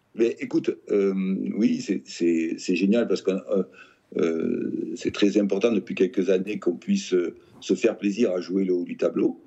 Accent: Nouvelle-Aquitaine, France; je suis né en Aquitaine

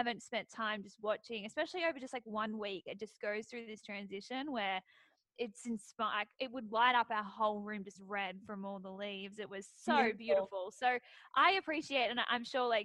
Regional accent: Sydney, New South Wales, Australia; moved away; as an Australian

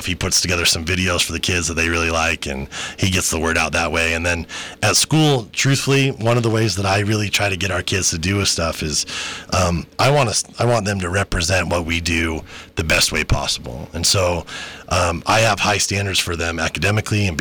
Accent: Salt Lake City, Utah, United States; I grew up in Salt Lake

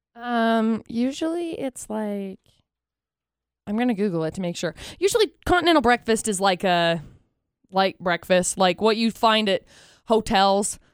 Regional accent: Box Elder County, Utah, United States; I grew up in Box Elder County

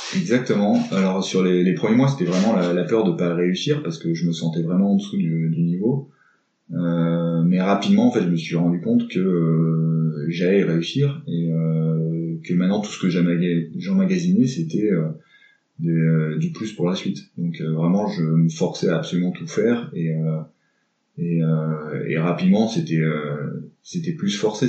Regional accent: Grenoble, Auvergne-Rhône-Alpes, France; je suis grenoblois, donc je vis euh, dans Grenoble même

